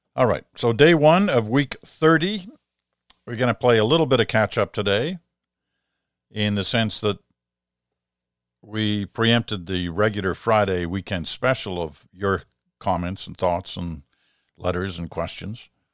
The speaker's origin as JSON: {"language": "English", "region": "Quebec", "country": "Canada", "said": "proud as a Quebecer and proud as a Canadian"}